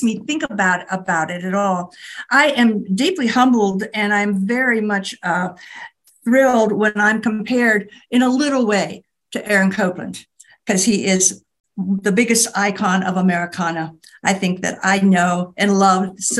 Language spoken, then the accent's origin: English; Appalachian Mountains in Pennsylvania, United States; also born or lived in Palouse, Washington / Missouri; now in Southwest, United States; I grew up in the Appalachian Mountains in Pennsylvania, with the nearest town 6 miles away.